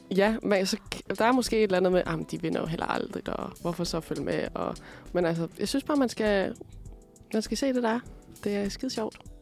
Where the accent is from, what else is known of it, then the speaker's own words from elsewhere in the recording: Aalborg, North Denmark Region, Denmark; jeg er fra Aalborg